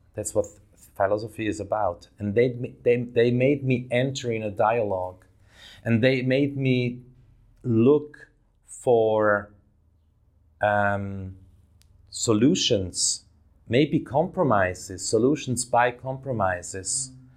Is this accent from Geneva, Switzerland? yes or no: no; Davos, Graubünden, Switzerland; now in Zurich, Switzerland; I grew up in Switzerland, in that little Swiss town, uh, of Davos, in the mountains.